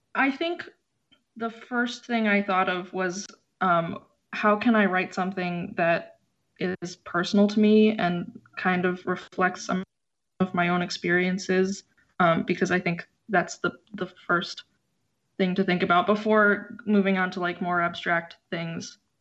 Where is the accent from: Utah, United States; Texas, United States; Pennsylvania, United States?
Pennsylvania, United States; Philadelphia; also born or lived in Chicago; my family moved to Philadelphia when I was four